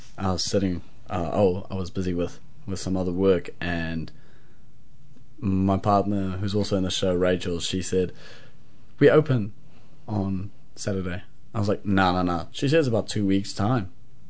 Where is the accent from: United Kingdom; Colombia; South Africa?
South Africa; accent: South African; also born or lived in Auckland, New Zealand; now in Hamilton, New Zealand; Because of my South African accent, it's been a bit harder than having a New Zealand accent because I also speak Afrikaans.